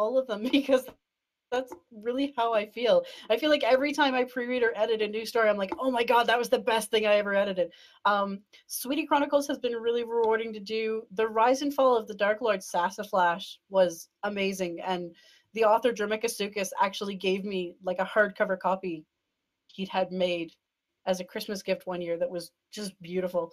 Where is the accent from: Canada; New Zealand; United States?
Canada; I'm Canadian